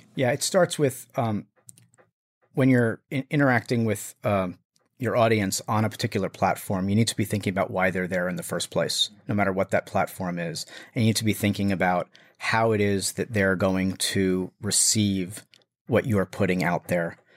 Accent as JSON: {"language": "English", "region": "New Jersey", "country": "United States", "also_born_or_lived": "Brooklyn, New York", "said": "I'm from New Jersey"}